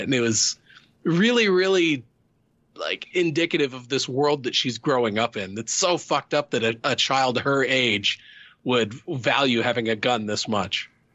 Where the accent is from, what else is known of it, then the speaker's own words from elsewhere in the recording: Midwest, United States; I grew up in the Midwest